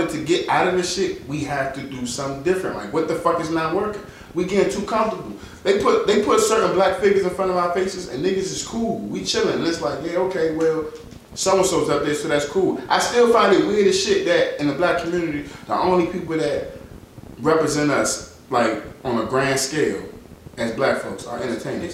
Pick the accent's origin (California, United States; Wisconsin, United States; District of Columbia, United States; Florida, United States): District of Columbia, United States; Washington; I grew up in World 5